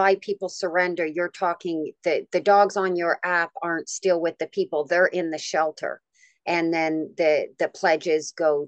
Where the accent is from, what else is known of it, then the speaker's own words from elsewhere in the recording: Canada; I'm Canadian